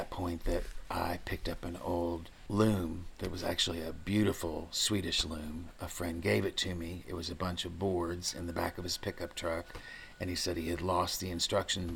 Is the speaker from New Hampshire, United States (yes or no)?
no; Maysville, Kentucky, United States; also born or lived in Northern Indiana; I'm one of probably 50% of the population of Kentucky that was actually born here. I've lived here all my life, except when I went to college up north. And I am one of 14 children, the 13th born, which was essential for running a farm when I was a child. And I hail from Maysville